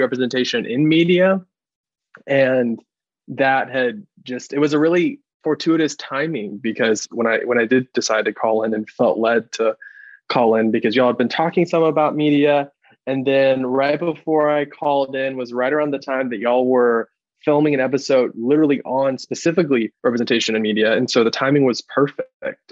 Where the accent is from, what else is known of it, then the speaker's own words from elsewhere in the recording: Athens, Georgia, United States; I'm an Athens, a native Athenian, and lived here my